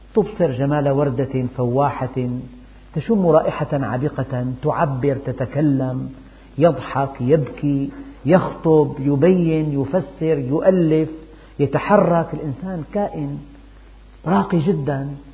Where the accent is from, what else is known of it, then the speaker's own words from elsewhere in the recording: Syria; عندنا في الشام